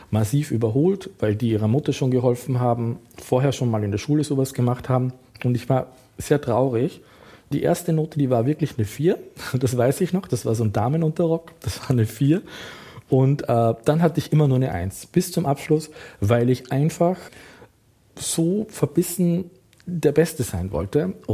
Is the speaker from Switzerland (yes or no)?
no; Austria; der Kostümleiter dachte, als Österreicher, Tracht, Lederhose, das spielt also im alpinen Bereich, bin ich in der Lage, quasi da perfekt mitzuarbeiten